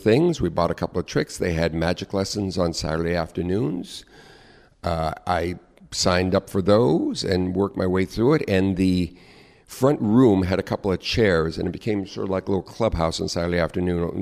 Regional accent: Long Beach, California, United States; now in New York, United States; I grew up in Southern California in a, uh, suburban community.

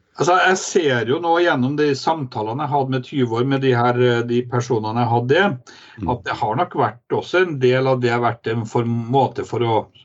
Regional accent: Trondheim, Trøndelag, Norway; moved away as an adult; now in Kirkenes, Norway; Jeg er jo eh, født og vokst opp i Trondheim

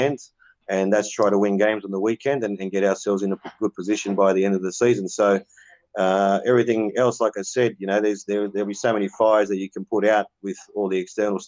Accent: Cabramatta, New South Wales, Australia; where I grew up in Cabramatta

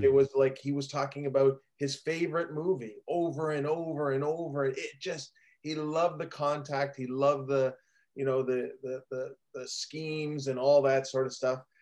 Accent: Hamilton, Ontario, Canada; I'm from Hamilton

